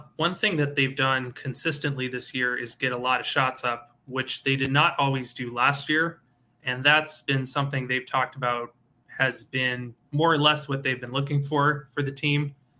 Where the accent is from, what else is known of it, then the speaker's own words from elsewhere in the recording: the Bay Area, California, United States; moved away as an adult; also born or lived in Arizona; now in Bemidji, United States; I'm originally from California, the Bay Area.